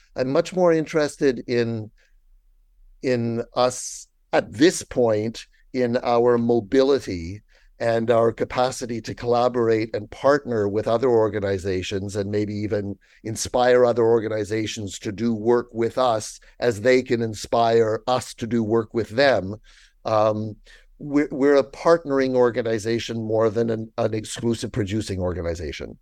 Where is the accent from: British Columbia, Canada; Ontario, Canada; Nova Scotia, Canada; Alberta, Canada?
Ontario, Canada; Toronto; moved away as an adult; also born or lived in France / Stratford; now in Toronto, Canada; I was born in Toronto